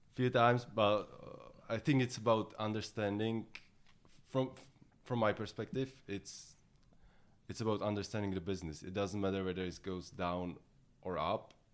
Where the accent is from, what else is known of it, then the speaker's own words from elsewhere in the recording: Czechia; I'm from the Czech Republic